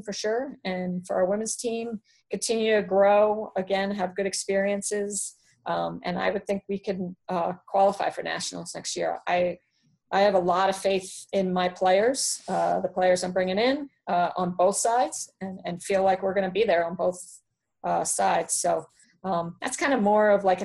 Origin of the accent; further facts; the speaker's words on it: Baltimore, Maryland, United States; I'm from Baltimore